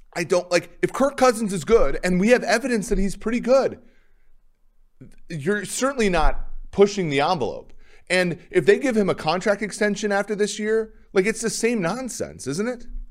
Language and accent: English; Minnesota, United States; I grew up in Minnesota, I rooted for the Vikings